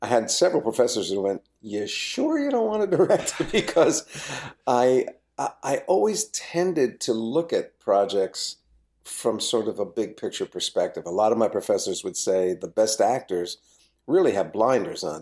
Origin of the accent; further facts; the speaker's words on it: New Jersey, United States; I, I grew up in New Jersey.